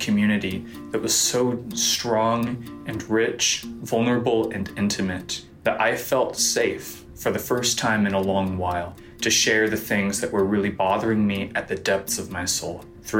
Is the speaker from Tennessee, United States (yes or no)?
yes; Johnson City, Tennessee, United States; I'm from Johnson City, Tennessee.